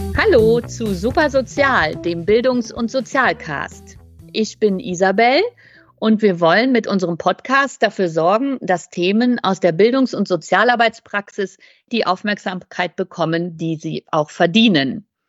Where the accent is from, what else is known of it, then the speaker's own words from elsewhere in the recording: West Germany, Germany; Also ich bin in der Bundesrepublik zur Schule gegangen.